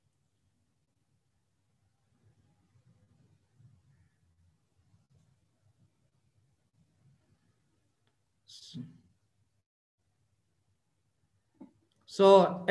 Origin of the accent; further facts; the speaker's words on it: Abbottabad, Khyber Pakhtunkhwa, Pakistan; moved away as an adult; now in Islamabad, Pakistan; I am from Aptabad, KPK